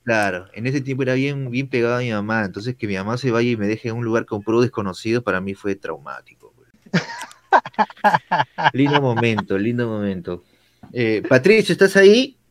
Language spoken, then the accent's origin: Spanish; Peru; soy de Perú